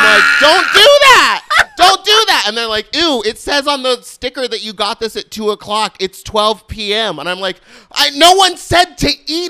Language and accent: English; Gerrards Cross, South East England, United Kingdom; I grew up in the UK. I grew up in Buckinghamshire.